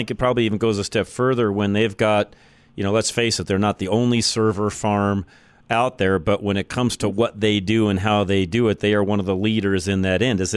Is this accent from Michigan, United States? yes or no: yes; Michigan, United States; I'm from Michigan.